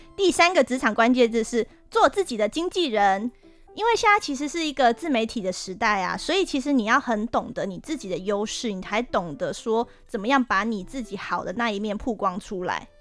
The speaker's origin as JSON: {"language": "Chinese", "town": "Hsinchu", "country": "Taiwan", "tie": "born or raised there", "said": "我的家乡新竹"}